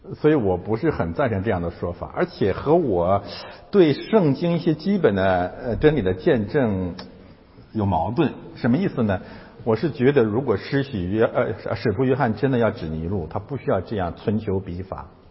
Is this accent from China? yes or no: yes; China; 我们中国人